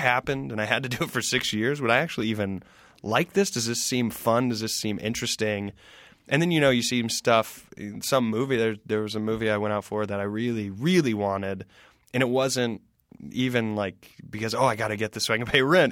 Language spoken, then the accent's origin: English; the South, United States; growing up in the South